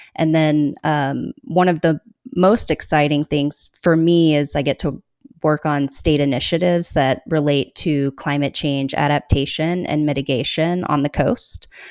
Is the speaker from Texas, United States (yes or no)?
yes; Austin, Texas, United States; now in Oregon, United States; I consider myself to, uh, have grown up in Austin